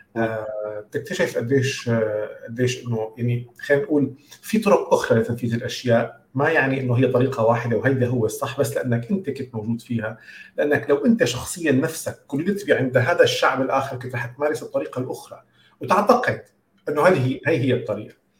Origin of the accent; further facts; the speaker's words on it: Syria; moved away as an adult; also born or lived in United States; كوني انا كنت عايش بسوريا يعني انا سافرت من سوريا كان عمري 22 سنه